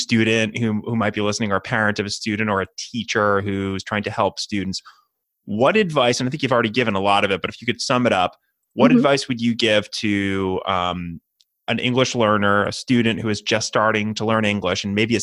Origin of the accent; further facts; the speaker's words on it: New Hampshire, United States; my home state of New Hampshire